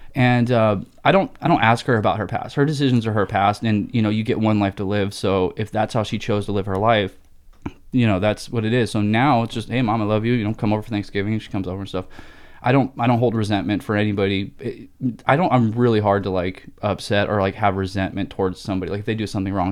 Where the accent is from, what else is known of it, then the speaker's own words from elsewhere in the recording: Rancho Cucamonga, California, United States; moved away as an adult; also born or lived in Pennsylvania / Buena Park, California / Arizona; now in Phoenix, United States; my high school and teen years were kind of Rancho, Buena Park area out here in Southern California